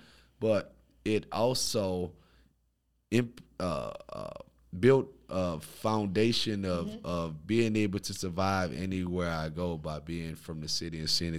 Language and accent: English; New Orleans, Louisiana, United States; Man, so I'm from New Orleans, Louisiana, born and raised. Shout out Fifth Ward, New Orleans East.